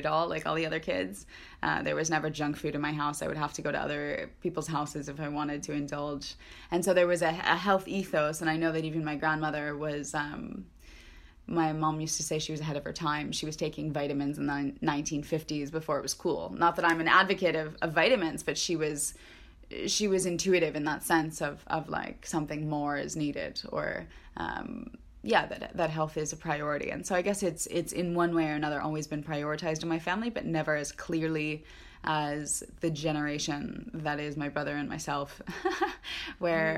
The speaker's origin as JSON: {"language": "English", "country": "United States", "tie": "born or raised there", "said": "we grew up with here in the United States"}